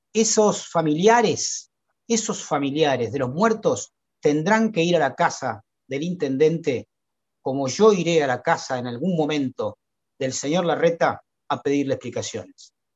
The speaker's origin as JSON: {"language": "Spanish", "country": "Argentina", "said": "nuestro país"}